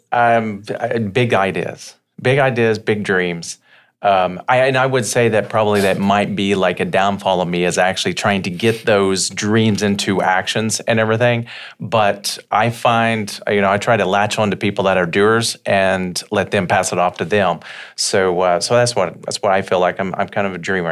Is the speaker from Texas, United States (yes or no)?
no; Slaughterville, Oklahoma, United States; I grew up in Slaughterville, Oklahoma